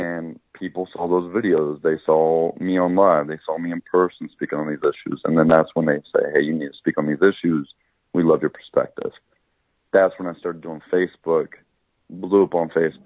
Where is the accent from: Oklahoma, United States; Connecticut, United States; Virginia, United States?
Oklahoma, United States; moved away; when you grow up in Oklahoma, you grow up in a society which is majority of whites